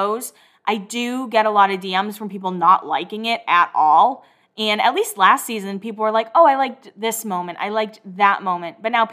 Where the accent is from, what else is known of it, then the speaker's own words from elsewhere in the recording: Massachusetts, United States; I'm from Massachusetts